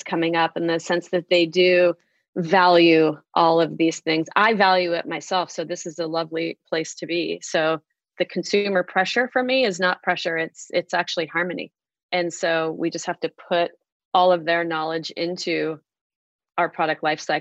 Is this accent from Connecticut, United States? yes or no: no; California, United States; moved away as an adult; now in Illinois, United States; I moved here to Illinois from California